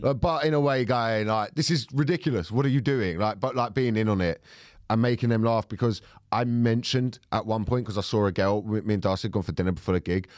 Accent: Thornton Heath, London, United Kingdom; I'm from Fulton Heath

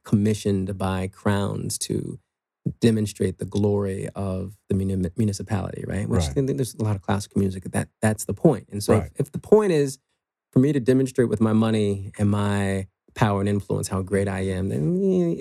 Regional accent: Washington, District of Columbia, United States; Middle class, maybe lower middle class family in Washington, D.C.

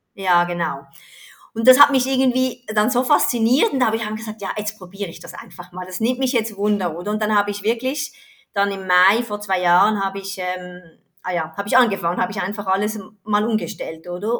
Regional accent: Switzerland; ich komme aus der Schweiz

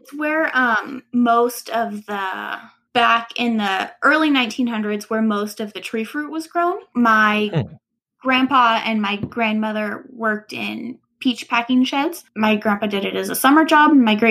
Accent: Auburn, California, United States; I am from Auburn, California, which is a small town between Sacramento and Reno, Nevada.

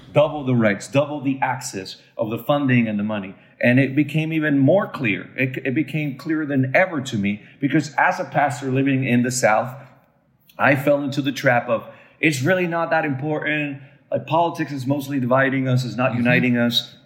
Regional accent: Puerto Rico; also born or lived in Raleigh, North Carolina; as a Puerto Rican living in Puerto Rico

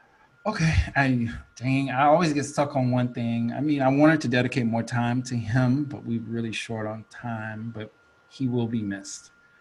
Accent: Atlanta, Georgia, United States; accent: Atlanta; leave my Atlanta accent alone.

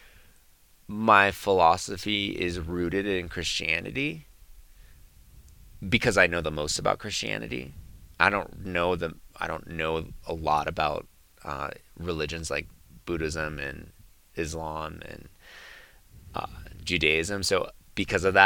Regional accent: San Jose, California, United States; I grew up in San Jose

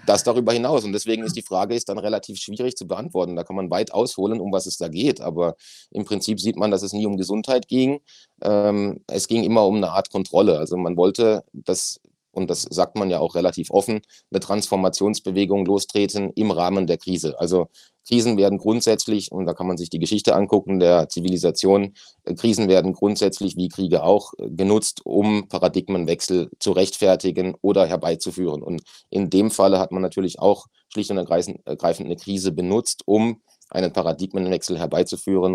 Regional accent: Germany; bei uns in Deutschland

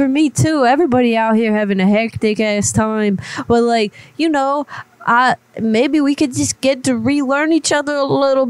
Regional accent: Florida, United States; I was originally born and raised in Florida, but I done moved.

